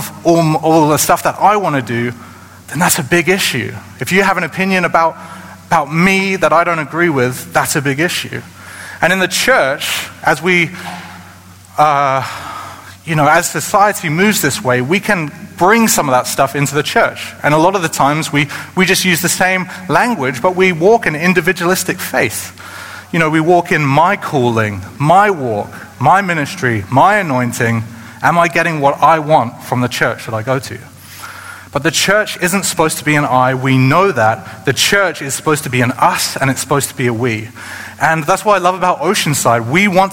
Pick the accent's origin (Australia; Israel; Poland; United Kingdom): United Kingdom; moved away; in the United Kingdom, where I come from